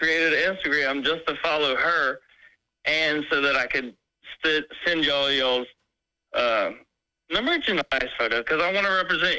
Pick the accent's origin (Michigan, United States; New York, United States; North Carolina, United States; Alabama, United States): North Carolina, United States; I'm from North Carolina.